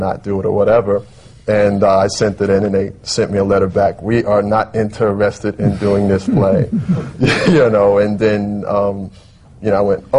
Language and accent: English; Bessemer, Alabama, United States; moved away; I'm from Bessemer, Alabama